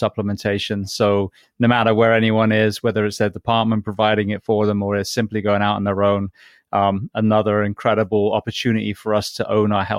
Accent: England, United Kingdom; moved away; I grew up in England

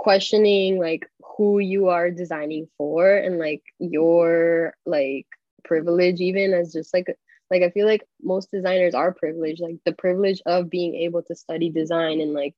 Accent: Miami, Florida, United States; now in New York, United States; I grew up in Miami

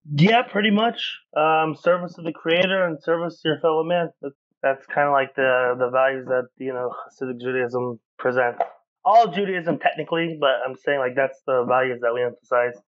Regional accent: Oklahoma, United States; moved away as an adult; now in Chicago, United States; I was raised Southern Baptist in Oklahoma.

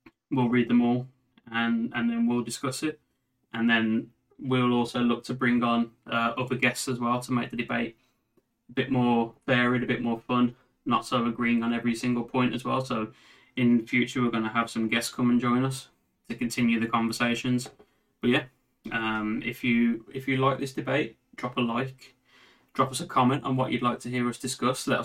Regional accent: Birmingham, West Midlands, United Kingdom; we're from Birmingham

